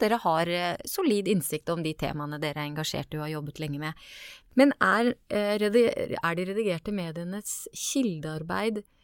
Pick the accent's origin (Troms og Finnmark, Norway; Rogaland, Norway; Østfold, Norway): Østfold, Norway; Askim; Jeg er fra Askim, jeg er fra Indre Østfold